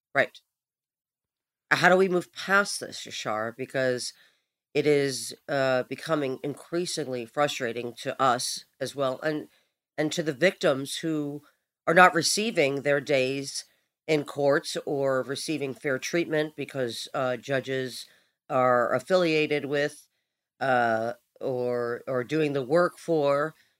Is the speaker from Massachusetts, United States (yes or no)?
no; New York City, New York, United States; I'm from Brooklyn, so I already have, you know, that uh, built inside of me